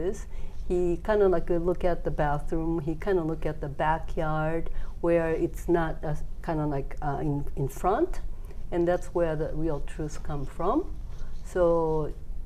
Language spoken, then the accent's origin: English; Kagoshima, Japan; I was born in Kagoshima, down in Kagoshima